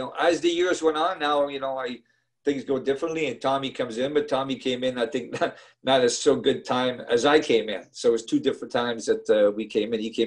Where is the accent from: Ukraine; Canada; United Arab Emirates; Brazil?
Canada; Montreal, Quebec; moved away as an adult; I'm from Montreal and my team's the Montreal Canadiens